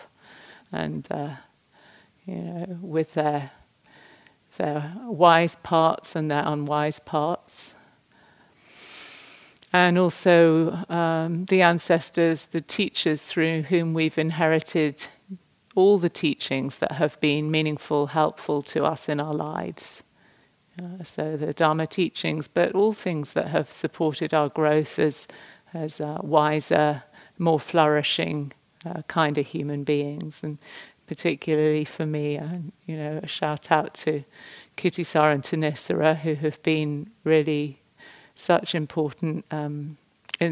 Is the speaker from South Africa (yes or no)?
no; England, United Kingdom; me as an English person